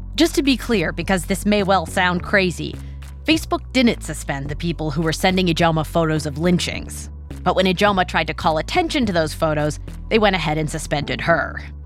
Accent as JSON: {"language": "English", "region": "West Coast", "country": "United States", "tie": "born or raised there", "said": "growing up on the West Coast"}